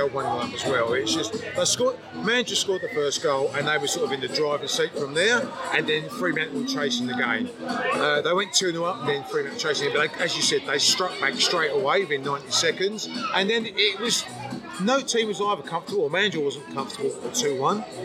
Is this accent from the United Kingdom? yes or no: yes; England, United Kingdom; now in Perth, Australia; I'm English